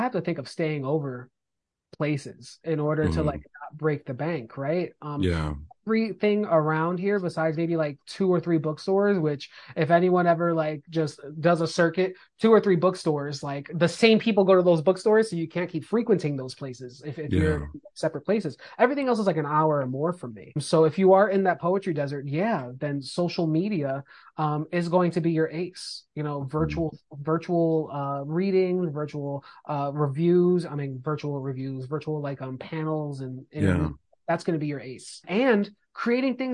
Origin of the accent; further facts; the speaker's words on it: East Coast, United States; I'm from the East Coast